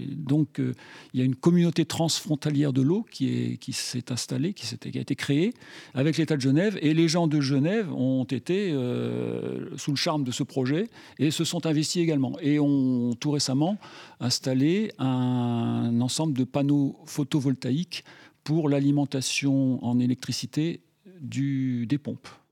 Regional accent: Grenoble, Auvergne-Rhône-Alpes, France; je suis grenoblois.

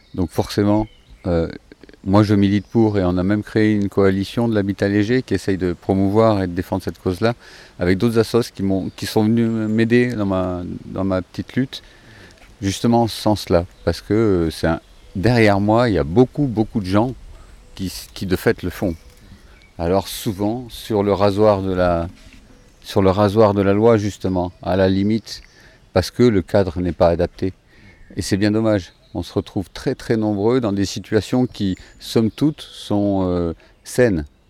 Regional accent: France; moved away as an adult; j'avais besoin de revenir dans ma terre natale déjà, trouver ma famille

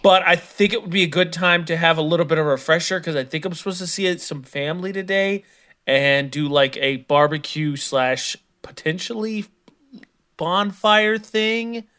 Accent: Midwest, United States; I'm from the Midwest.

